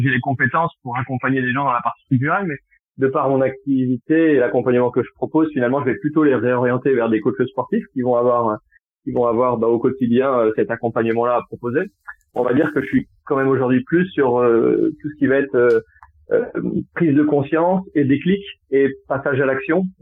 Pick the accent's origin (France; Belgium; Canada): France; Tours, Centre-Val de Loire; also born or lived in Poitiers; now in Bordeaux, France; je suis originaire de Tours, mais j'ai passé dix ans sur Poitiers et je suis arrivé il y a, il y a pas très longtemps sur euh, sur Bordeaux